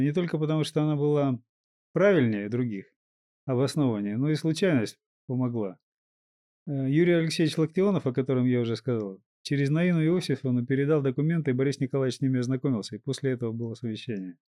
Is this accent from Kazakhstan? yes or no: yes; Kazakhstan; немного казахской крови, я родился в Казахстане.